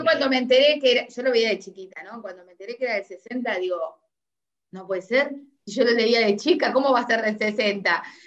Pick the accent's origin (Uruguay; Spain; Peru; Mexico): Uruguay; now in Argentina; soy uruguayo, estoy en Argentina